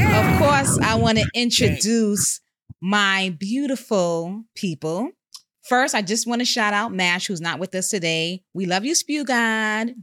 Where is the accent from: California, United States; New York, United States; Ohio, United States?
New York, United States; New York City; I hail from Co-op City, Section Five